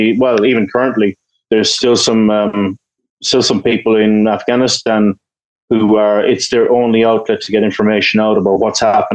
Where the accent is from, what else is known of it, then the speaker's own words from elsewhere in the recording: Ireland; I'm Irish, you know, we have a long history of peacekeeping and stuff like